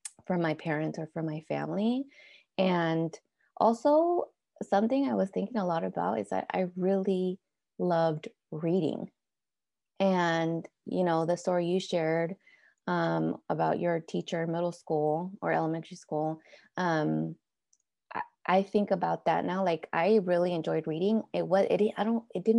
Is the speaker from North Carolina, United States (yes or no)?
no; Oakland, California, United States; was also born and raised in Oakland with parents from Mexico